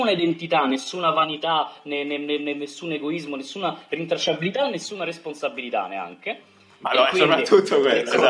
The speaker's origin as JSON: {"language": "Italian", "town": "Rome", "region": "Lazio", "country": "Italy", "said": "Io che sono di Roma"}